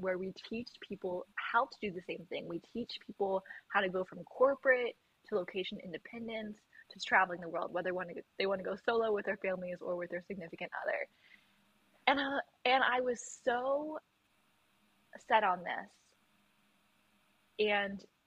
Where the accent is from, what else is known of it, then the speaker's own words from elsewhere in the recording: United States; I'm an American